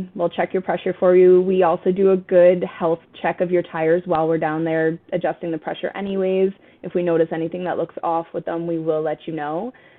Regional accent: Canada; And we've used this analogy before because we're Canadian.

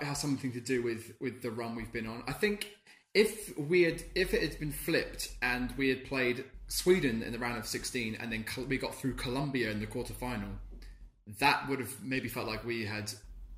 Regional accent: United Kingdom; we're British

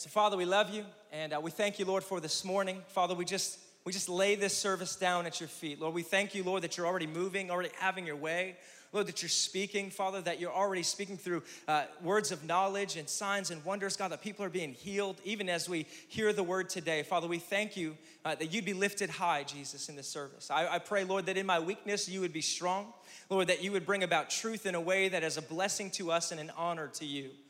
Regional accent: Scranton, Pennsylvania, United States; now in Tulsa, United States; I came here from Scranton, Pennsylvania, the electric city.

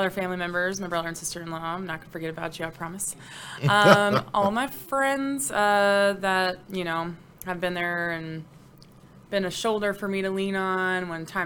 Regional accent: West Texas, United States; I'm from West Texas

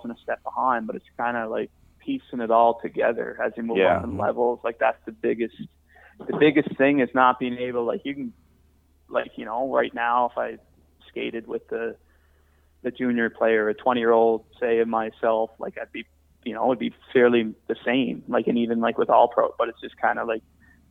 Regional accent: St. John's, Newfoundland and Labrador, Canada; the Ice Caps here in my hometown

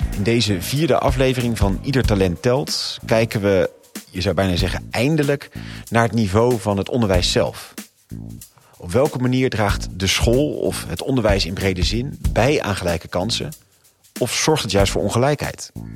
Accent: Rotterdam, South Holland, Netherlands; je weet dat ik uit Rotterdam kom

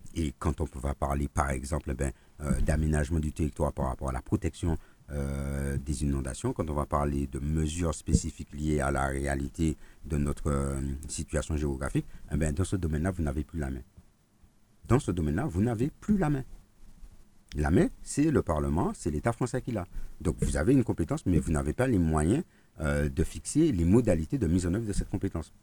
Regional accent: Martinique; chez nous en Martinique

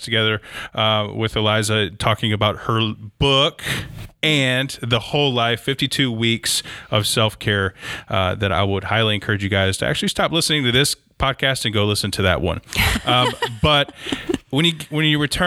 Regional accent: Michigan, United States; moved away; I'm from Michigan originally

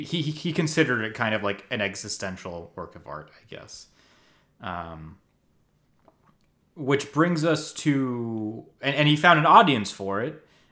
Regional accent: New Jersey, United States; Which is why growing up in New Jersey and right next to New Jersey, we're so successful on Wall Street.

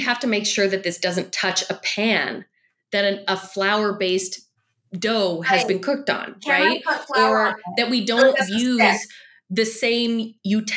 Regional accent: Canada; I'm Canadian.

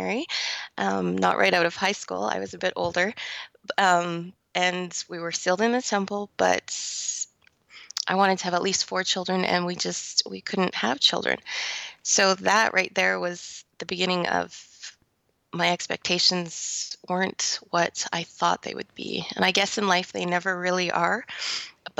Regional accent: Calgary, Alberta, Canada; I was born and raised in Calgary, Alberta, Canada.

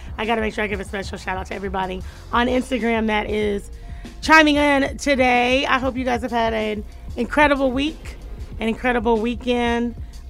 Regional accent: Florida, United States; also born or lived in Orlando / Gainesville; I'm from Florida.

